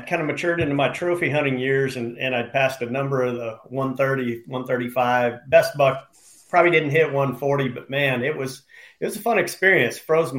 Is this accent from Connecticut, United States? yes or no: no; Nebraska, United States; I cut my teeth as a young teen growing up in Nebraska